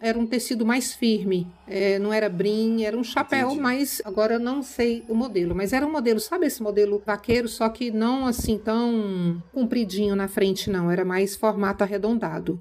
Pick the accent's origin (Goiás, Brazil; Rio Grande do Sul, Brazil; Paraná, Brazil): Goiás, Brazil; Goiânia; moved away as an adult; also born or lived in Uberlândia, Minas Gerais / Colinas, Tocantins; now in Palmas, Brazil; Minha infância foi em Goiânia, Goiás. Nasci em Minas, Goiânia. Uberlândia. Logo a família se mudou para Goiânia, cresci em Goiânia